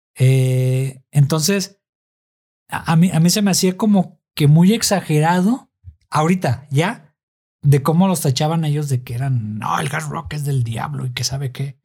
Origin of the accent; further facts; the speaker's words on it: Guadalajara, Jalisco, Mexico; son de mi tierra, de Guadalajara